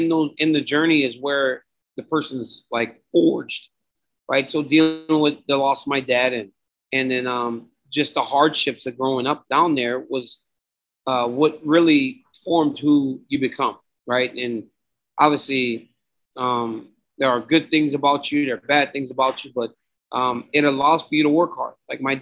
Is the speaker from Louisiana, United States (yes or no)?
yes; Lafayette, Louisiana, United States; moved away; growing up in Louisiana was hard, right? We didn't have much